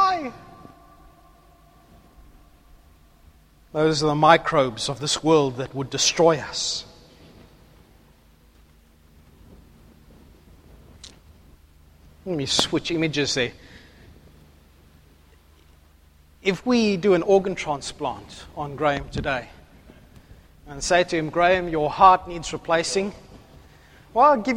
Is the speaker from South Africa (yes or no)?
yes; South Africa; now in Australia; I'm South African.